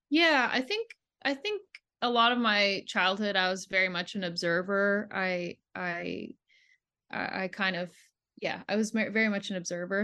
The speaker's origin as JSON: {"language": "English", "region": "Ontario", "country": "Canada", "tie": "born or raised there", "also_born_or_lived": "Quebec", "said": "I grew up in Ontario"}